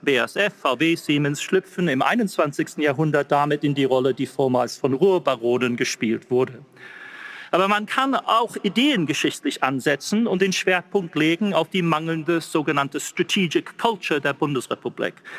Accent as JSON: {"language": "German", "region": "England", "country": "United Kingdom", "accent": "English", "second_language": "German", "said": "Ich mit meinem englischen Akzent"}